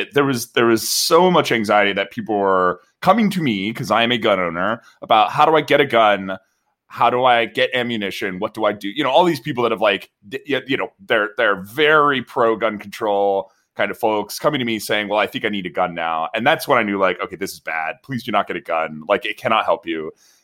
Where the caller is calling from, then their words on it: San Mateo, California, United States; I'm recording from San Mateo, where in Peninsula California